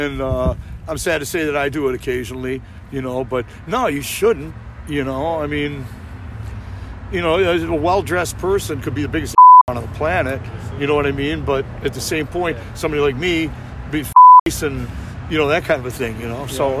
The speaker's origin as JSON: {"language": "English", "town": "Chicago", "region": "Illinois", "country": "United States"}